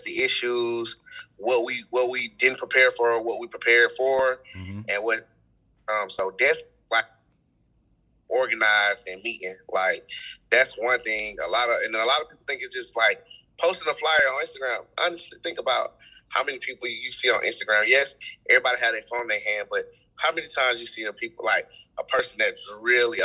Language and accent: English; Atlanta, Georgia, United States; also born or lived in Douglasville, Georgia; I'm from Atlanta, Georgia, man. I was born in the hospital. I'm from the center of the city